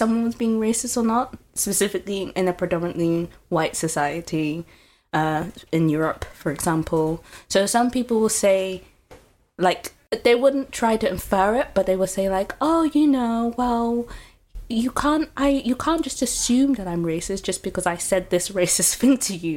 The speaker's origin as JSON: {"language": "English", "country": "United Kingdom", "tie": "born or raised there", "moved": "as an adult", "lives_now": "Groningen, Netherlands", "said": "I'm living in Groningen, but I originally come from the UK"}